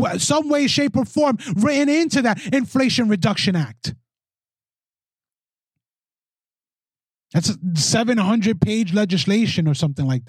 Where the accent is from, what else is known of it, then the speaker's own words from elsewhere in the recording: New York City, New York, United States; my hometown of the Bronx